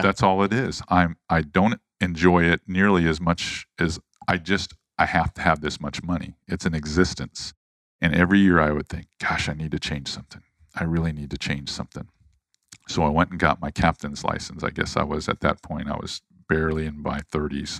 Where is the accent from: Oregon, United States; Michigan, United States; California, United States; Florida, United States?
Florida, United States; St. Petersburg; also born or lived in Charleston; grew up in Saint Petersburg, Florida. I was born in Charleston